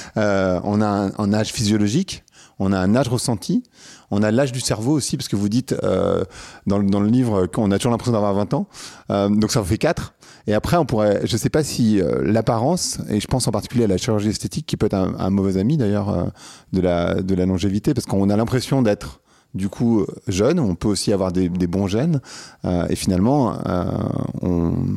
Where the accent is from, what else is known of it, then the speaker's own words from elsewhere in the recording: France; en tant que Français